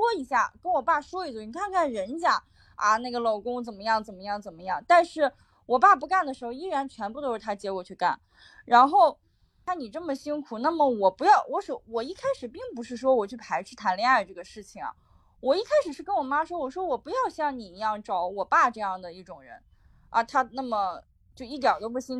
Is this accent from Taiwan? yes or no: no; North China, China; 我从我的小时候在北方，我大学在北方，在东北，然后。现在又回到山东，就一直在北方这个环境下